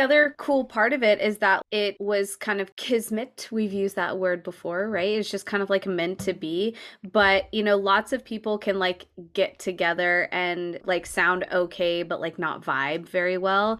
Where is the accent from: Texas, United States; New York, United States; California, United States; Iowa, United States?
California, United States; growing up in California